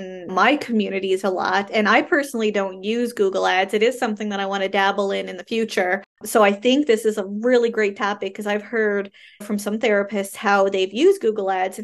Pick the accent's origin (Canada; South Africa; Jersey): Canada; I am a Canadian social worker